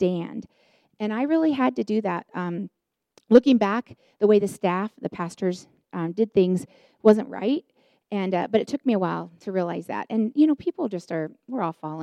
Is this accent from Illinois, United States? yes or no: yes; Chicago, Illinois, United States; moved away; also born or lived in Denver, Colorado; I was on staff at the church here in the Denver area, and I'm from Chicago